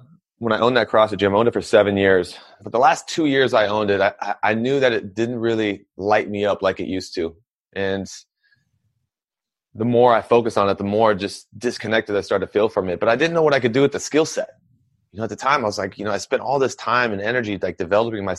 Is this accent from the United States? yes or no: yes; Anchorage, Alaska, United States; I'm originally from Anchorage, Alaska. And when I grew up in Alaska